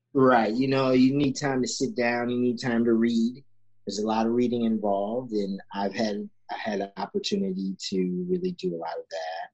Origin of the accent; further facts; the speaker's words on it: Sandusky, Ohio, United States; also born or lived in England; I grew up in Sandusky, Ohio